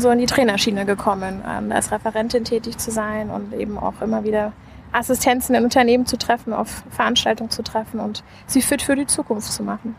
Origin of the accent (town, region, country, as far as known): Hesse, Germany; born or raised there; moved away as an adult; also born or lived in United States; now in Berlin, Germany